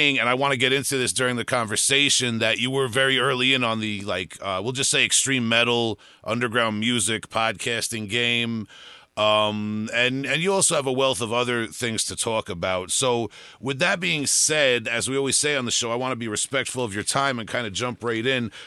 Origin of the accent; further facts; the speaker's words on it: Suffolk County, Long Island, New York, United States; I'm from the suburbs of Suffolk County, Long Island